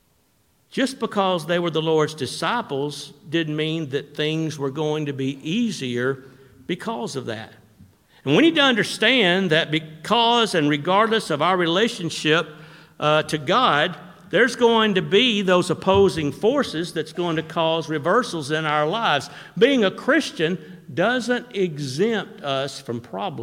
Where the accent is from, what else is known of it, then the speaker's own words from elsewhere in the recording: Florence, Alabama, United States; when I was growing up in Florence, we used to fish below Wilson Dam